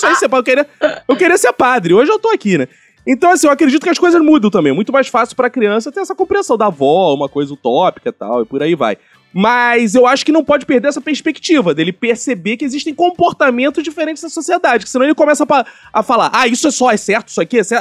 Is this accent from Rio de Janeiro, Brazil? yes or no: yes; Rio de Janeiro, Brazil; Sou carioca